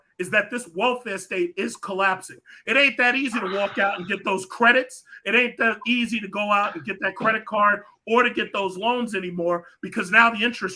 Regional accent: New York, United States; I'm a New Yorker.

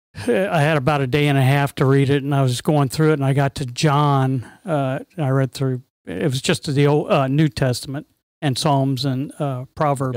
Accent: Bethesda, Maryland, United States; I was born in Bethesda, Maryland

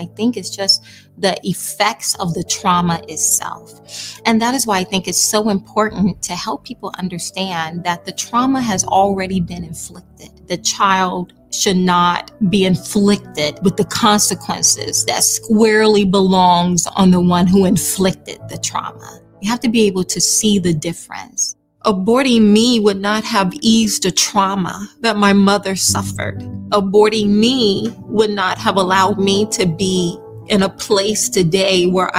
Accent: Nitchburg, Alabama, United States; I grew up in Southern Alabama, very rural, one-stop sign town called Nitchburg.

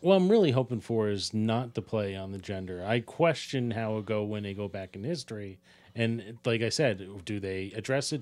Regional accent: Ireland; As an Irishman

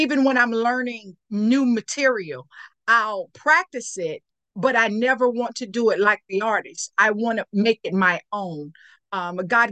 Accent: Kinston, North Carolina, United States; also born or lived in Stamford, Connecticut; in Kinston, my hometown, at Lenoir Community College

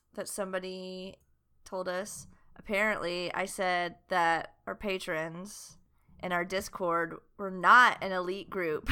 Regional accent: the South, United States; we're from the South

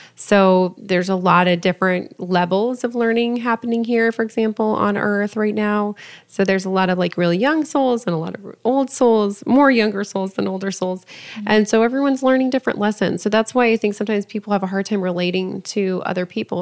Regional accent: Lafayette, Colorado, United States; my hometown of Lafayette, Colorado

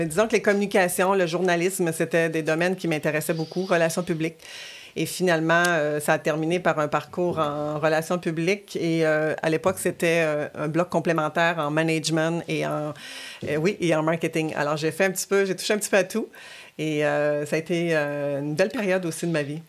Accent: Quebec City, Quebec, Canada; also born or lived in Rimouski, Bas-Saint-Laurent; je suis native du Bas-Saint-Laurent, de Rimouski. je, suis venue habiter à Québec avec ma famille à l'âge de 6 ans

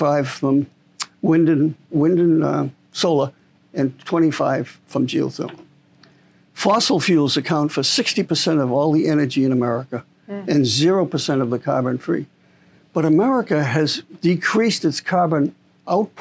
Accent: Boston, Massachusetts, United States; moved away; I'm originally from Boston

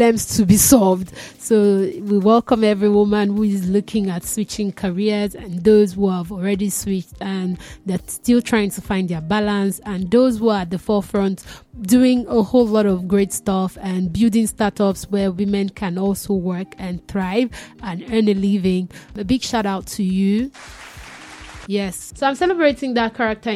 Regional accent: Nigeria; being a Nigerian

